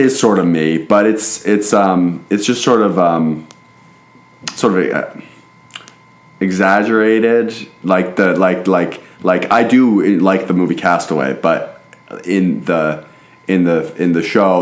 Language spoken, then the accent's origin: English; Portland, Oregon, United States; I'm from Portland, Oregon.